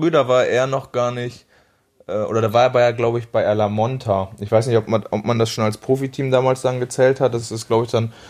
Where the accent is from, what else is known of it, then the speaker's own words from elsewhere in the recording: Bocholt, North Rhine-Westphalia, Germany; Aber klar, gebürtig komme ich natürlich aus Bocholt.